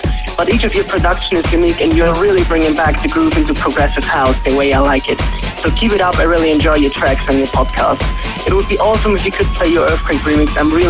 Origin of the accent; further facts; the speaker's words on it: Austria; I'm from Austria.